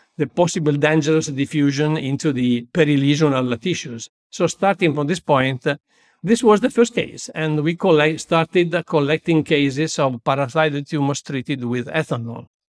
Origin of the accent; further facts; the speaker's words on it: Busto Arsizio, Lombardy, Italy; also born or lived in Milan; I was born in Bustos, Sitio, a small town twenty-five kilometers far from Milan, near Malpensa Airport